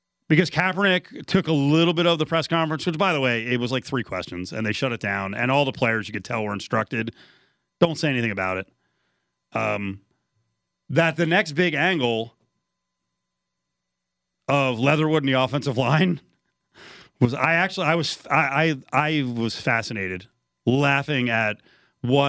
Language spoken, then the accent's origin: English; United States; growing up in the New Jersey, New York area